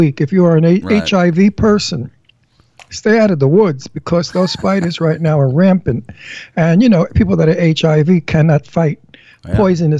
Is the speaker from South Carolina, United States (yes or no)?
no; New York City, New York, United States; accent: Brooklyn; also born or lived in Pennsylvania; Now you heard my Brooklyn accent, butter.